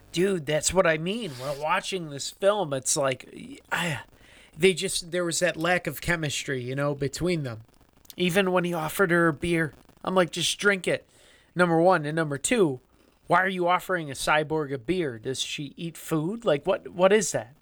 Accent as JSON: {"language": "English", "country": "United States", "said": "We're America, we're from the United States"}